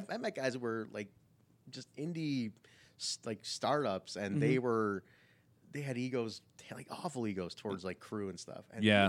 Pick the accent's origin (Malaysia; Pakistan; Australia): Pakistan; So I'm Pakistani, so like in so India, in that area where they were taping, it's a similar language.